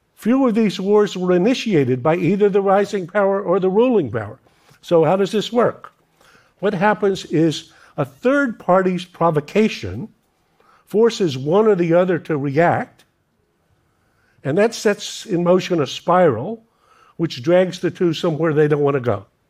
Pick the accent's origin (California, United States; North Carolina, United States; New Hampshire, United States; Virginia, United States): North Carolina, United States; red necked Americans like me, I'm from North Carolina